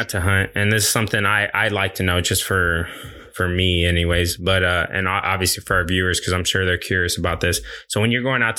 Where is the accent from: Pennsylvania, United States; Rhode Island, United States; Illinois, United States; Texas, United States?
Texas, United States; North; moved away as an adult; now in Louisiana, United States; I grew up in Texas